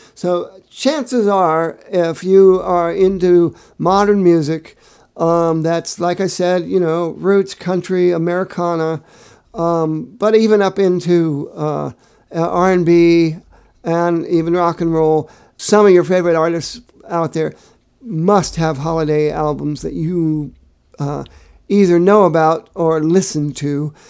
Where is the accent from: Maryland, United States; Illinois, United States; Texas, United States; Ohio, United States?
Ohio, United States; Findlay; moved away; my hometown of Findlay, Ohio